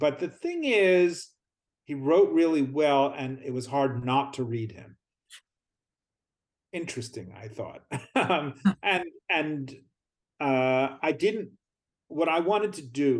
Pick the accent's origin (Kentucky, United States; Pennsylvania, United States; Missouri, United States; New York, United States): Pennsylvania, United States; outside of Philadelphia; I grew up outside of Philadelphia